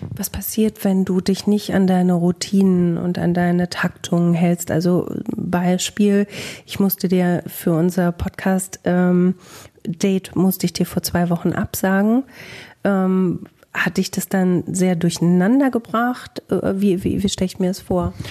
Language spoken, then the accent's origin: German; Bielefeld, North Rhine-Westphalia, Germany